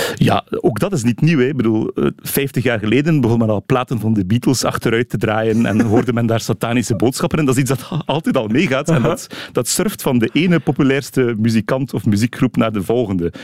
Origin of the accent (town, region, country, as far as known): Flanders, Belgium